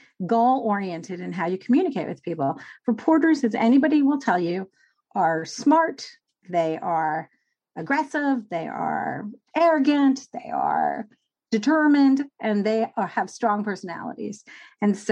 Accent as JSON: {"language": "English", "region": "New York", "country": "United States", "tie": "born or raised there", "said": "I grew up in New York"}